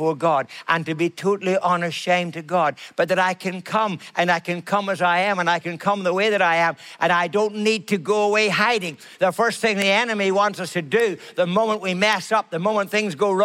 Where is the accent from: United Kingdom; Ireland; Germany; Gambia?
Ireland; I'm Irish